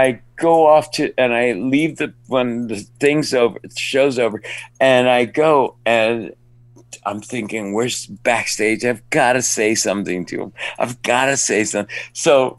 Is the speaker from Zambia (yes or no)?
no; Cuba; now in Miami, United States; My story is about Hollywood. I mean, I came from Cuba to Miami, and from the University of Miami, I jumped to Hollywood.